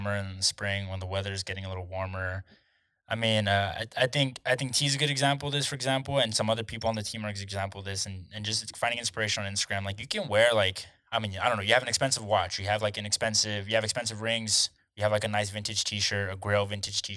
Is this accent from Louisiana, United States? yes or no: no; Texas, United States; growing up in Texas